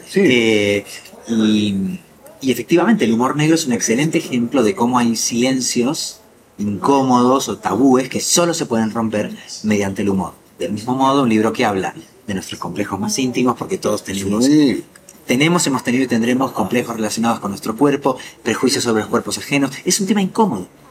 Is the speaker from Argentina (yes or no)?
yes; Argentina; moved away; mi país natal